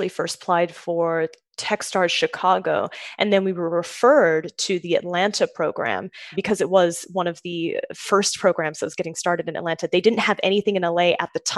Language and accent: English; Sydney, New South Wales, Australia; now in New York, United States; I'm from Sydney, so close, just a short plane ride away from Melbourne. But yes, so from Australia originally, I moved to the US when I was